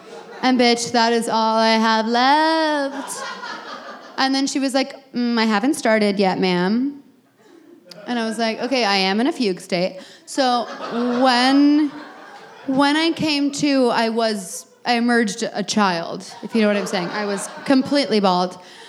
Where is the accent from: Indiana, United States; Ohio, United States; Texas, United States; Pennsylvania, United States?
Texas, United States; now in Brooklyn, United States; No, I say from Texas.